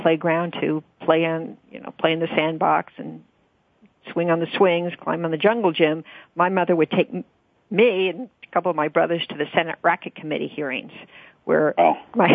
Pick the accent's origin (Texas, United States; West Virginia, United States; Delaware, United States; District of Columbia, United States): District of Columbia, United States; Washington; also born or lived in Greenwich, Connecticut / McLean, Virginia; We lived in Georgetown for the first 5 years of my life, and then we moved out to Hickory Hill, which is where my mother and father lived later